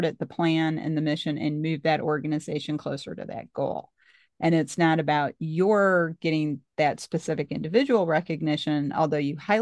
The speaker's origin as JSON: {"language": "English", "region": "Missouri", "country": "United States", "said": "I'm from Missouri"}